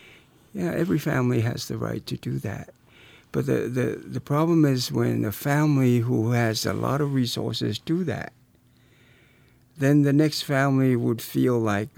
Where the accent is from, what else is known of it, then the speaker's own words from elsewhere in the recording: Samoa; moved away; Growing up in Samoa